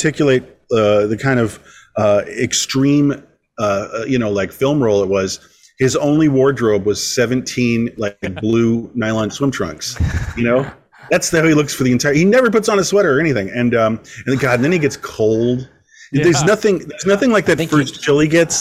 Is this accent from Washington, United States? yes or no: no; Westchester, New York, United States; I grew up in Westchester, and it's very similar to this area, Connecticut